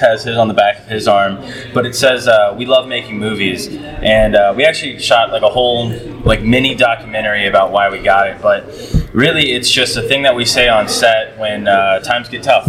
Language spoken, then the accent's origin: English; Keokuk, Iowa, United States; now in Coralville, United States; I'm a filmmaker from Coralville, grew up in Keokuk